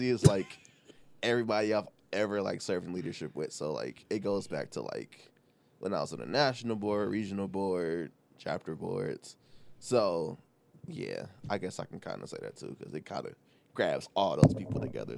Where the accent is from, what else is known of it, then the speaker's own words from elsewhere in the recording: Detroit, Michigan, United States; I am born and raised on the East Side. I don't live there anymore